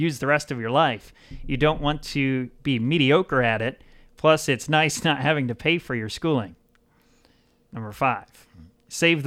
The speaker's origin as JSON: {"language": "English", "town": "Howells", "region": "Nebraska", "country": "United States", "tie": "born or raised there", "also_born_or_lived": "West Point, Nebraska", "said": "I was born in West Point, Nebraska. My family, mom and dad, had a little farm out in the country near Howells, Nebraska"}